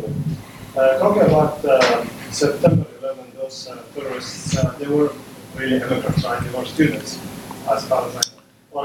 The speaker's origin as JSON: {"language": "English", "country": "Syria", "moved": "as an adult", "lives_now": "United States", "said": "I'm Syrian American, by the way."}